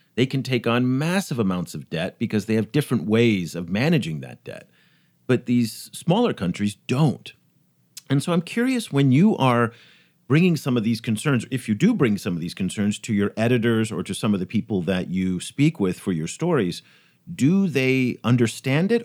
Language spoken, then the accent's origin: English; United States; as an American